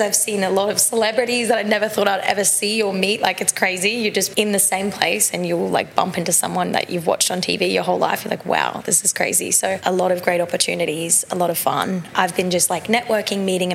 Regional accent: Sunshine Coast, Queensland, Australia; moved away as an adult; now in Los Angeles, United States; I'm from Sunshine Coast in Queensland.

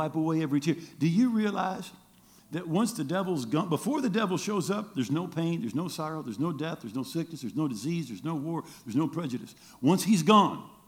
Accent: Grand Rapids, Michigan, United States; I'm from Grand Rapids, born and raised

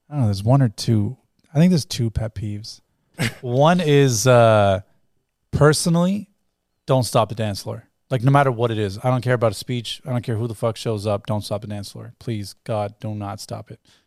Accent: Toronto, Ontario, Canada; also born or lived in England; technically I'm born, like I'm, grew up here

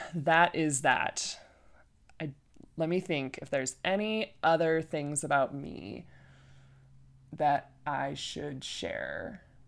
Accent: Flint, Michigan, United States; now in Colorado, United States; I was born and raised in Michigan, Flint, Michigan

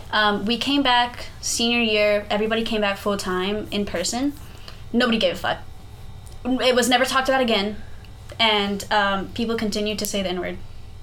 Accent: South Texas, United States; moved away as an adult; now in North Texas, United States; I grew up in South Texas my whole life. I've never lived anywhere else.

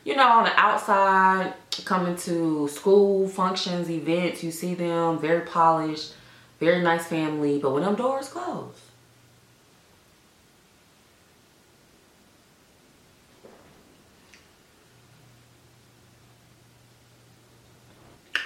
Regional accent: Atlanta, Georgia, United States; Born and raised in Atlanta

